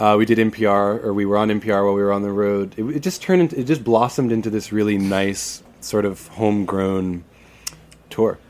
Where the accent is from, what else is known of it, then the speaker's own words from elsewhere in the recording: Florida, United States; we're from Florida